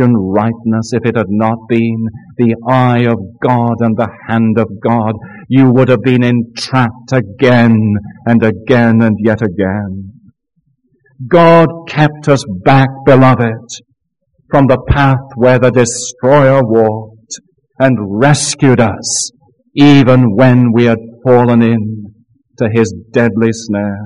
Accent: Scotland, United Kingdom; now in Florida, United States; I have a personal confession as a Scotsman

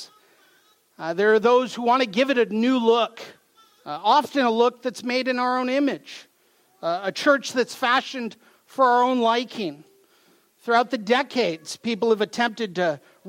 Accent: Mount Vernon, Washington, United States; I come from Mount Vernon, Washington, so not too far from here

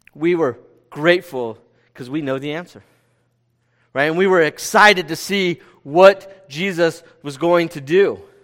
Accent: California, United States; "Where are you from?" And we said, "California."

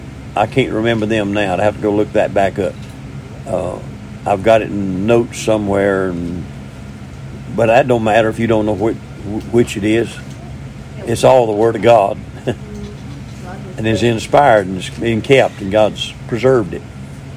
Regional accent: Missouri, United States; I'm from Missouri, I have to be showed, you know.

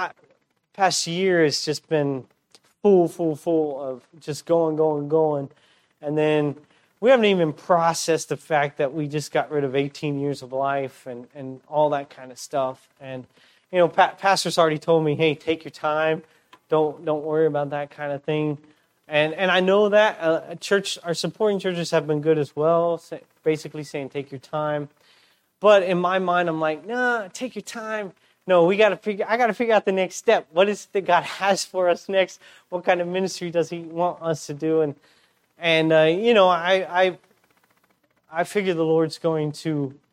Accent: United States; moved away as an adult; now in Peru; we're from the States, but we're just kind of weird missionaries

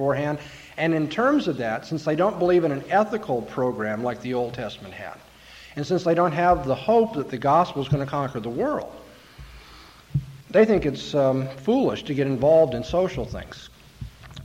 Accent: California, United States; I'm from California.

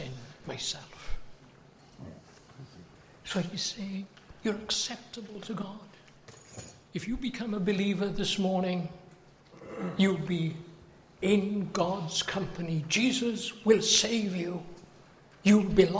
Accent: United Kingdom; now in United States; As you can tell by my accent, I think I've lived in America almost 40 years, but I don't think I've got a real good American accent. I come from the United Kingdom.

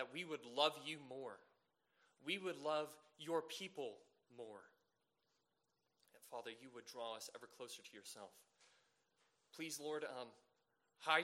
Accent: Savannah, Georgia, United States; moved away; I'm originally from Savannah, Georgia

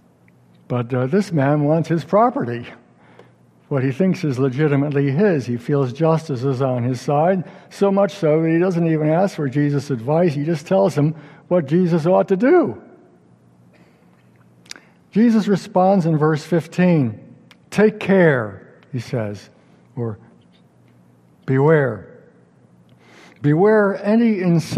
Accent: upstate New York, United States; my hometown synagogue in upstate New York

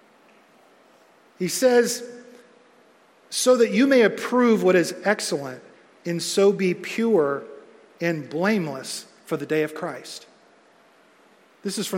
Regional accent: United States; I love being American

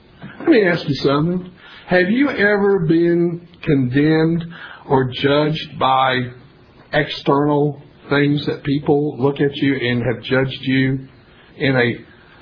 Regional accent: Tennessee, United States; I was born and raised in Tennessee

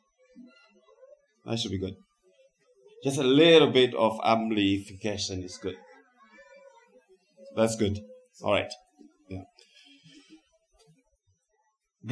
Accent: Zimbabwe; moved away as an adult; now in United States; Of course, I'm originally from Zimbabwe. And I have been living in the United States of America for the past 24 years

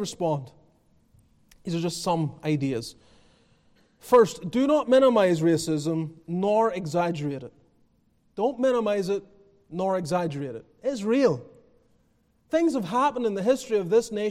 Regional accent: Northern Ireland, United Kingdom; now in United States; I come from Northern Ireland.

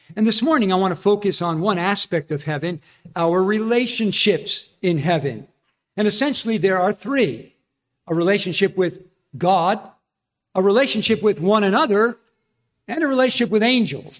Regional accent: New Jersey, United States; I'm from New Jersey

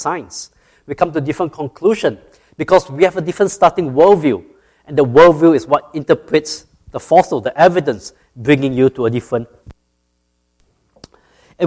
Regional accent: Singapore; moved away as an adult; now in Georgia, United States; I grew up in Singapore

